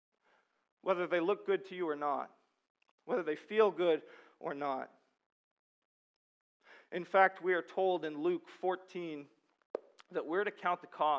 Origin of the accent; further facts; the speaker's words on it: Sudbury, Ontario, Canada; I'm from Sudbury, and the main export there is nickel